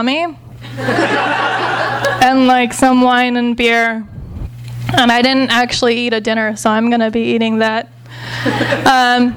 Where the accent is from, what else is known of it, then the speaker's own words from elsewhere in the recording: Los Angeles, California, United States; I grew up in the Valley, so that seemed like the happening part